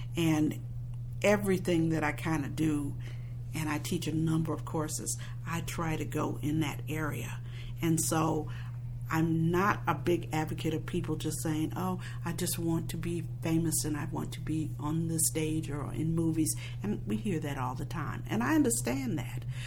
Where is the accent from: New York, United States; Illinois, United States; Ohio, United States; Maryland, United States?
Illinois, United States; Chicago; I was born and bred in Chicago, Illinois